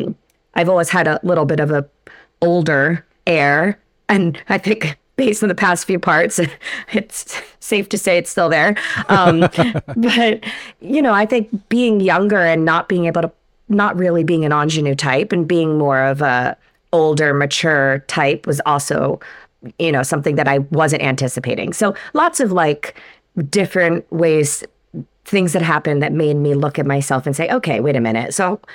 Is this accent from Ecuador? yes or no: no; New York, United States; I grew up in New York.